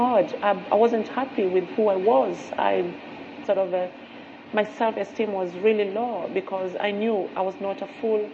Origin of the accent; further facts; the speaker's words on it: Kenya; I grew up in Africa. I'm originally from Kenya